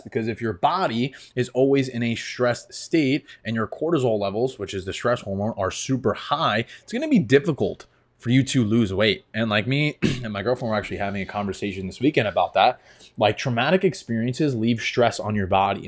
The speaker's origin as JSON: {"language": "English", "region": "New York", "country": "United States", "tie": "born or raised there", "said": "Grew up in New York, and it's cold half the year"}